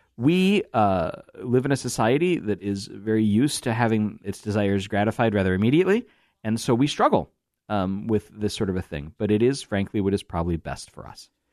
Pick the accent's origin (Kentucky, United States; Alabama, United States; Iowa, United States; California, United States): Iowa, United States; I'm from Iowa